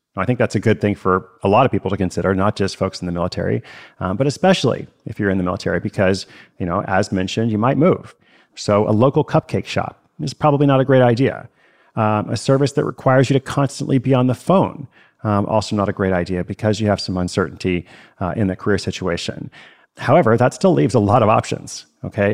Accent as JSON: {"language": "English", "country": "United States", "said": "I am American"}